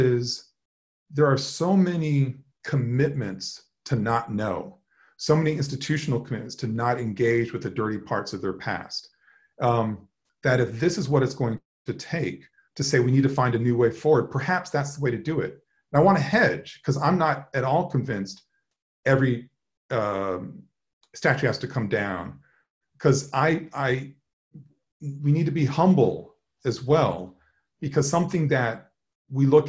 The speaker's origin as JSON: {"language": "English", "region": "Upper South", "country": "United States", "tie": "born or raised there", "said": "growing up in the Upper South"}